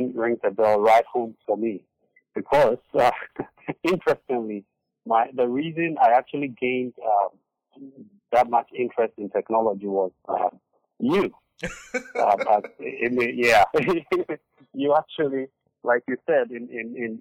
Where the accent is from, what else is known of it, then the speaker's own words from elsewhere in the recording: Accra, Greater Accra, Ghana; moved away as an adult; also born or lived in Eastern Region, Ghana / United Kingdom; now in United States; I was born and raised in Accra, Ghana.